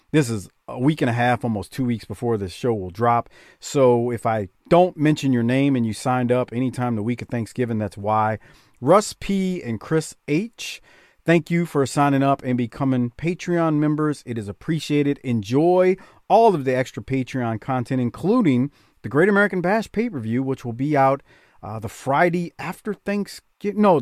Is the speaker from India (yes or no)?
no; Canada; and I'm a Canadian. I don't like hockey, though.